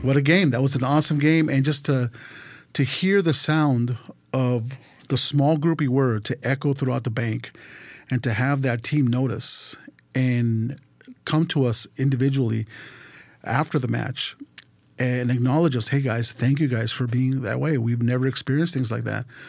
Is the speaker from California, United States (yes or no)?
yes; California, United States; born or raised there; also born or lived in Mexico City, Mexico